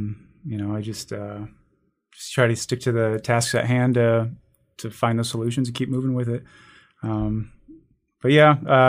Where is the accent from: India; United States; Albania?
United States; Omaha, Nebraska; when I was growing up in South Omaha, there was a little woodlot near my house.